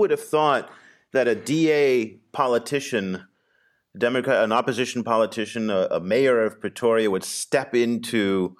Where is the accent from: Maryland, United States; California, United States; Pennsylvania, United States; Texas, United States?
California, United States; Los Angeles; I come from Los Angeles